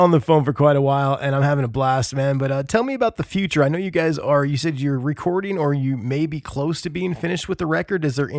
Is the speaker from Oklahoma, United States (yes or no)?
no; Indiana, United States; I'm from Indiana.